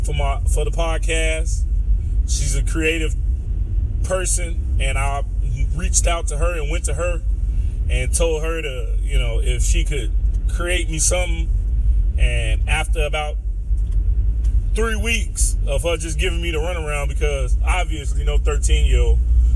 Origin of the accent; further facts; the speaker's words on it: Chicago, Illinois, United States; I'm from Chicago